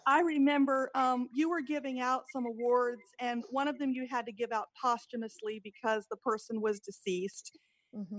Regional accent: Gulfport, Mississippi, United States; now in Seattle, United States; I'm originally from Gulfport, Mississippi, and I am now in Seattle, Washington.

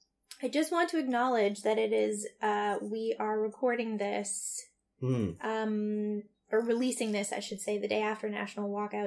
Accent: United States; now in Canada; I'm an American citizen. Like, it doesn't affect me personally because I live in Canada

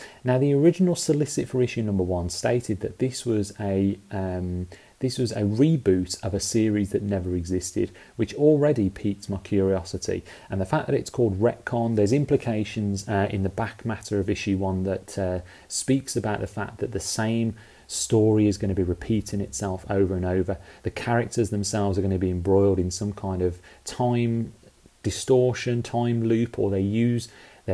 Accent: United Kingdom; as you can tell by my accent, I grew up in the UK.

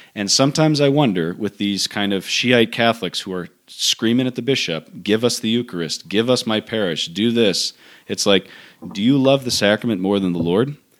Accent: United States; as American priests

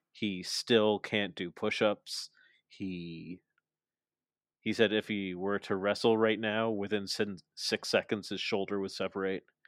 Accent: Canada; I'm Canadian

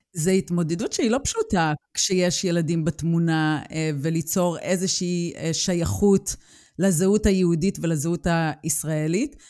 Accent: Israel; moved away as an adult; now in Germany; אני גדלתי על גזענות בישראל

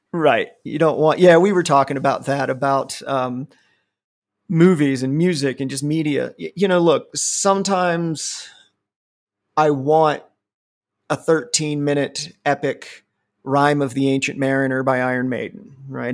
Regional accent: Ohio, United States; growing up where we grew up, um, you know, I was in the middle of nowhere, Ohio

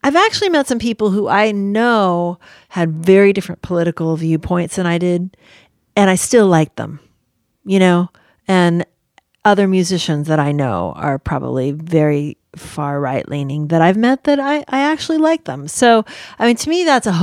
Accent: San Francisco, California, United States; I was raised in San Francisco with hippies and gay people

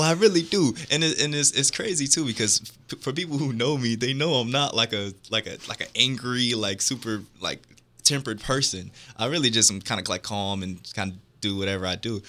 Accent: Milwaukee, Wisconsin, United States; Milwaukee, Wisconsin.

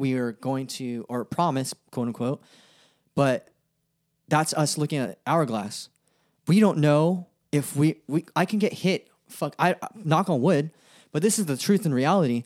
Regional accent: Stockton, California, United States; also born or lived in Sacramento; I grew up in Stockton. I was born in, I was born in Stockton.

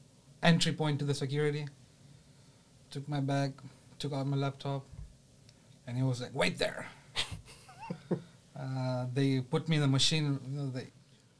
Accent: Tanzania; moved away; I'm from Tanzania

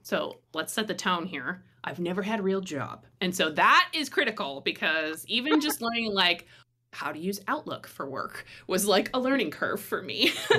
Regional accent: Midwest, United States; I come originally from the Midwest.

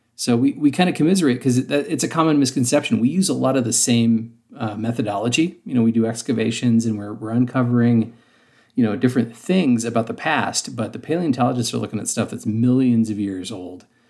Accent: Western Ohio, United States; accent: hard R's; moved away; I'm originally from Ohio, and the area of Ohio, I'm from Western Ohio, and so, um, I had very, very hard R's in my, my normal speech

